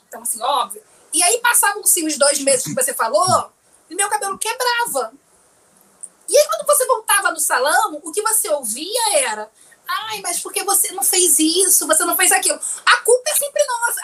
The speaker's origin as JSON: {"language": "Portuguese", "town": "São Gonçalo", "region": "Rio de Janeiro", "country": "Brazil", "tie": "born or raised there", "said": "Morava em São Gonçalo, saí de São Gonçalo para ir para a usina."}